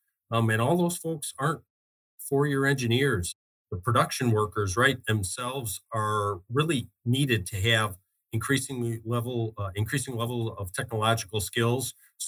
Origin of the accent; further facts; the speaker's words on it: Illinois, United States; now in Arizona, United States; it's really at the heart of this unique culture we have here in Arizona that I saw immediately when I came here from Illinois over 3 years ago.